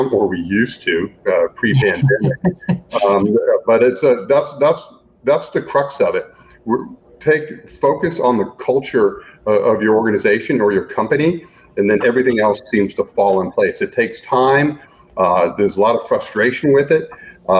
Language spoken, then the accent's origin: English; Gainesville, Florida, United States; moved away as an adult; also born or lived in Washington, D.C.; I grew up in Gainesville, Florida